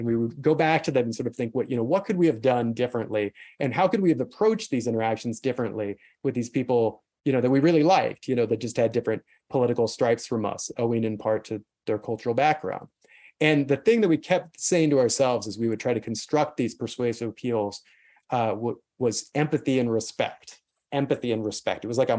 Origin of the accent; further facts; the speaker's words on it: South Carolina, United States; also born or lived in Kansas; I grew up in South Carolina and Kansas in the 80s and the 90s.